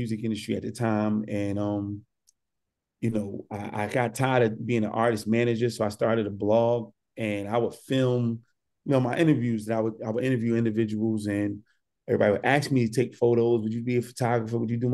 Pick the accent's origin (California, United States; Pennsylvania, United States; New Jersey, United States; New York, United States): New Jersey, United States; Newark; I'm born and raised in Newark, New Jersey